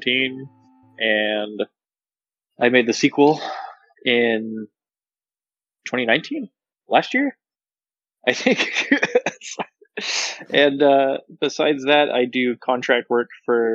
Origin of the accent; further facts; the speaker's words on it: Texas, United States; I'm from Texas